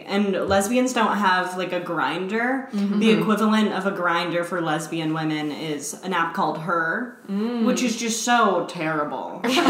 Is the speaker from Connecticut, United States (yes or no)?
yes; Connecticut, United States; I'm from Connecticut.